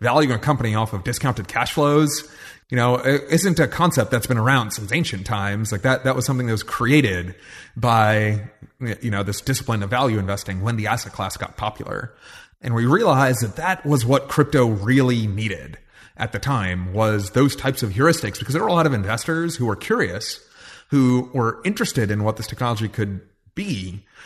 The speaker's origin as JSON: {"language": "English", "region": "New York", "country": "United States", "tie": "born or raised there", "said": "I grew up in New York"}